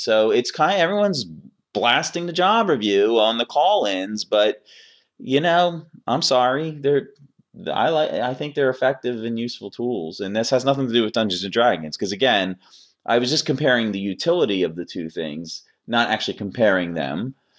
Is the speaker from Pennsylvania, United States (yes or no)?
yes; Philadelphia, Pennsylvania, United States; I'm from Philadelphia